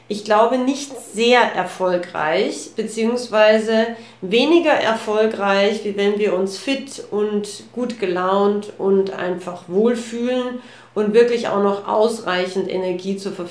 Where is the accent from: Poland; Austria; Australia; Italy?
Austria; Äh, bei uns in Österreich gibt so es einen, so einen Spruch, der heißt, ähm, wie der Herr sus gescher.